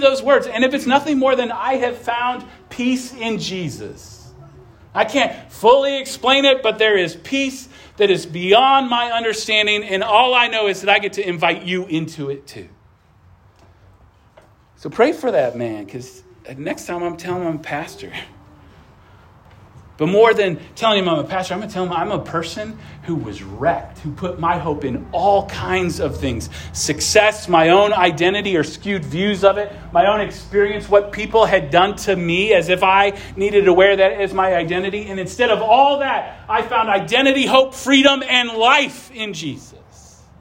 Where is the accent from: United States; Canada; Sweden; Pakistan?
United States; Midwest; I grew up in the Midwest and we were all Christians